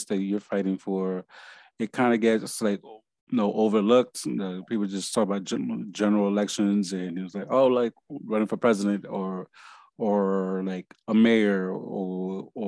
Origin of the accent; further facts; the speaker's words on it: New York, United States; moved away; I'm from New York